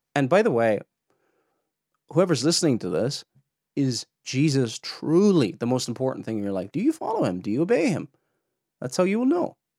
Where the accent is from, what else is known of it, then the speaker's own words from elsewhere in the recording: Cork, Munster, Ireland; accent: Cork; my Cork accent comes out sometimes here.